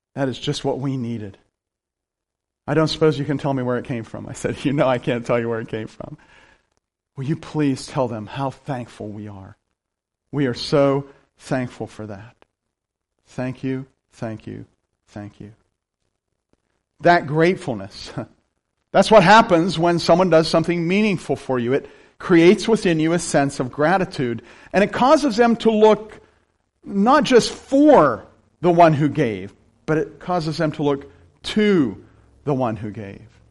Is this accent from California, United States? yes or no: no; Appalachia, rural central Pennsylvania, United States; I'm from rural Pennsylvania, right? Here's something else I wear like a badge. I'm from Appalachia